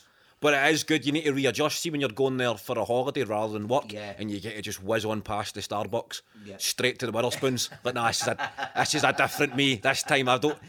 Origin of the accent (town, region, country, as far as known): Clydebank, Scotland, United Kingdom; born or raised there